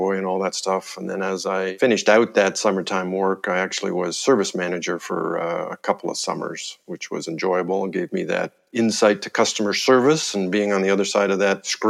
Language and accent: English; Winnipeg, Manitoba, Canada; moved away as an adult; also born or lived in Edmonton, Alberta / Montreal, Quebec; I was born in Edmonton, Alberta, but basically was raised in Winnipeg, Manitoba